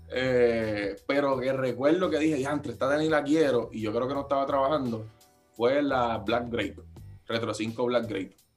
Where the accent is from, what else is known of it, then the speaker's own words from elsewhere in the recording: Carolina, Puerto Rico; Yo soy de Carolina